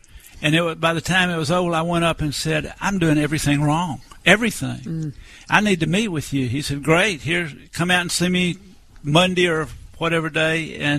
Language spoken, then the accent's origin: English; Atlanta, Georgia, United States; I was born in Atlanta, Georgia. I grew up going to church every Sunday of my life.